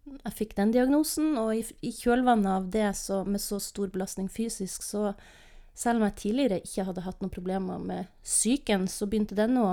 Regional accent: Northern Norway, Norway; also born or lived in Lofoten / Vesterålen / Bodø / Namsos; now in Tromsø, Norway; Men jeg er nordnorsk og trives i Nord-Norge.

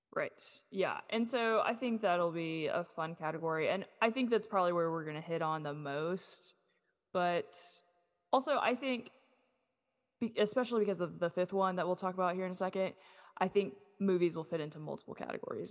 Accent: United States; moved away; also born or lived in Duncan / Fort Smith, Arkansas; my hometown of Duncan or in Fort Smith where I, I went for high school

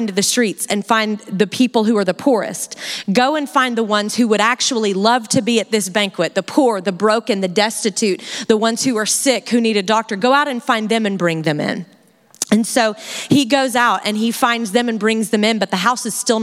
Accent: United States; as an American girl

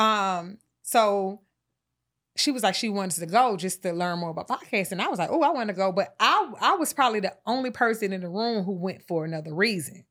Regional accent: Atlanta, Georgia, United States; I'm from Atlanta

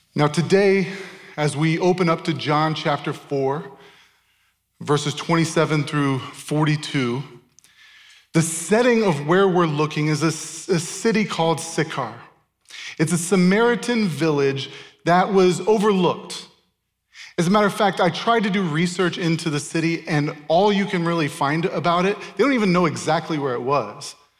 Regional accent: Tempe, Arizona, United States; moved away as an adult; also born or lived in Chandler, Arizona / Ankara, Turkey; I grew up in Tempe and Chandler. I grew up in this area

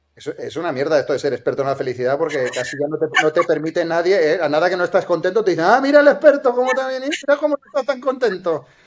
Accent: Santander, Cantabria, Spain; moved away as an adult; now in Barcelona, Spain; nací en Santander y, eh, yo me, formé en ingeniería, soy informático

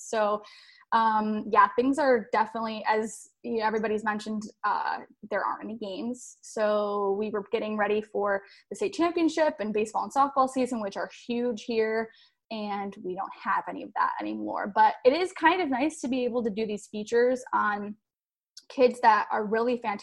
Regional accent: Detroit, Michigan, United States; moved away as an adult; now in Texas/Oklahoma area, United States; I grew up in Michigan

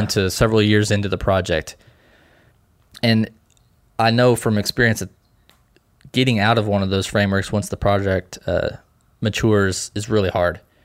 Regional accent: Lebanon, Missouri, United States; I'm from a small town called Lebanon, Missouri. Uh, it's right in the middle of the state

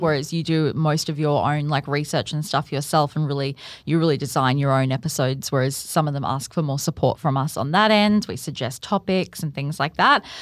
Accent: Gold Coast, Queensland, Australia; born and bred on the Gold Coast

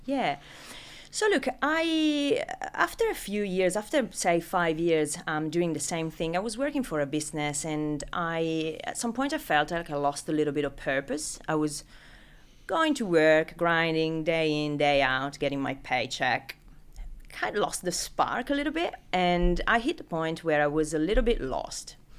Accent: Italy; accent: Italian; English is a second language; moved away as an adult; now in Sydney, Australia; as you can pick up from name and accent, I'm not from Sydney originally. I'm, uh, I'm Italian.

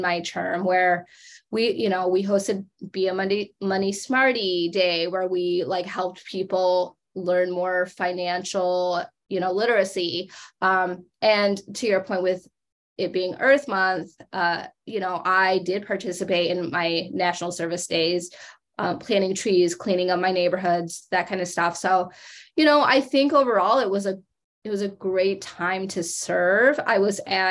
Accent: Grand Rapids, Michigan, United States; I grew up in Michigan

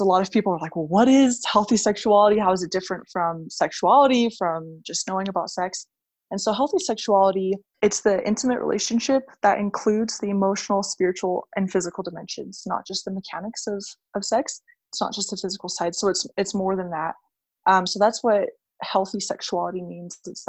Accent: North Shore of Oahu, Hawaii, United States; moved away as an adult; also born or lived in Utah / Las Vegas; I'm from the North Shore of Oahu. I grew up there. My family moved there when I was about two.

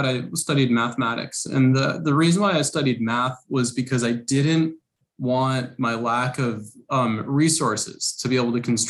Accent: New York City, New York, United States; moved away as an adult; also born or lived in Rochester, New York; now in San Francisco Bay Area, United States; I grew up in Brooklyn, New York. Was fortunate enough to go to a private school for the first few years of my life. Then we moved outside of New York City and to upstate New York

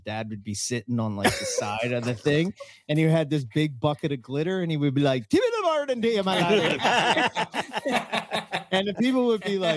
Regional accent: Philadelphia, Pennsylvania, United States; accent: Philadelphia; My Philadelphia accent

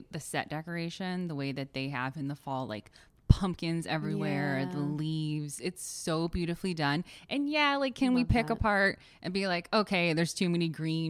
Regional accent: Connecticut, United States; as a New Englander, and, you know, we've talked about the fact that we have grown up in Connecticut

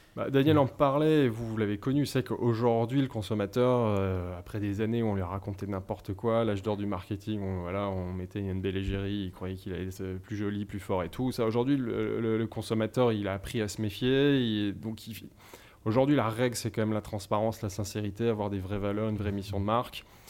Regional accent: Savoy, Auvergne-Rhône-Alpes, France; now in Paris, France; je suis savoyard. Donc, c'est un, fil conducteur, c'est assez important. Je suis issu d'une région avec une identité forte

